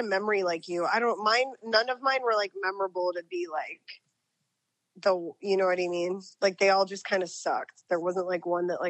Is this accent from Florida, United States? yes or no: yes; South Florida, United States; growing up in South Florida